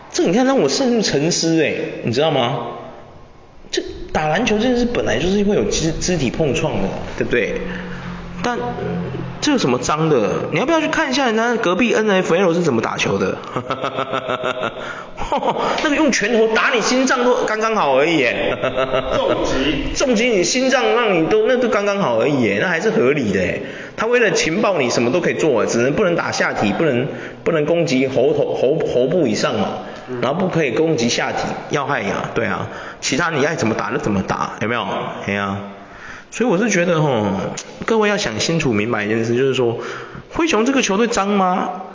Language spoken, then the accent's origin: Chinese; Taiwan; 我发现我们台湾人都不喜欢这种